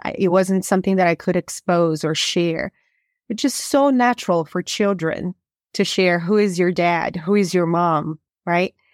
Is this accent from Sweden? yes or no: no; Brazil; moved away as an adult; I am originally from Brazil, and, um, I did get to grow up most of my life in Brazil